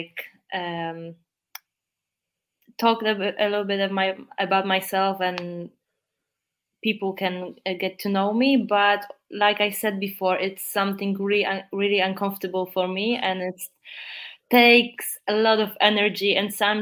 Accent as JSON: {"language": "English", "country": "Poland", "accent": "Polish", "second_language": "English", "said": "my really strong Polish accent"}